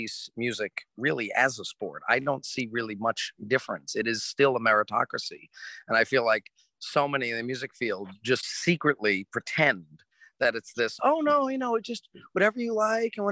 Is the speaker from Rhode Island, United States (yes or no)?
yes; Rhode Island, United States; So I was born in Rhode Island. Actually, it's a long 100-year family history in Rhode Island.